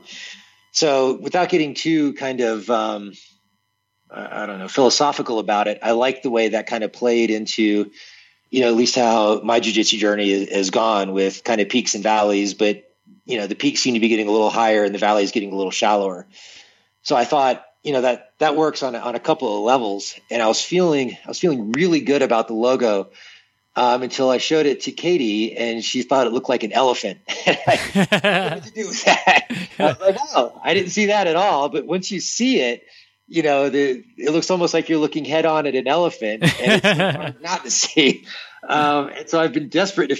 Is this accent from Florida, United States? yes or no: yes; Tarpon Springs, Florida, United States; I'm from a town in Florida called Tarpon Springs.